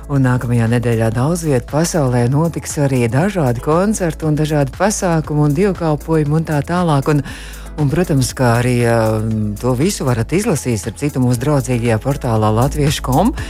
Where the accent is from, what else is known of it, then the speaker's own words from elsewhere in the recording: Baldone, Ķekava Municipality, Latvia; es arī esmu no Baldonas.